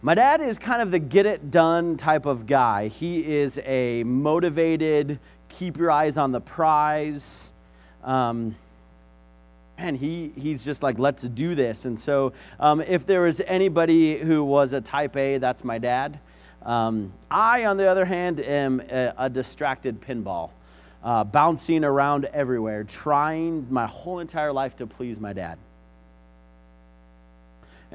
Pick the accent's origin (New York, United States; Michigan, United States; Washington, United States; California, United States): Washington, United States; Vancouver; I was born in Vancouver, Washington, and so my dad had a pretty long commute because we lived in Vancouver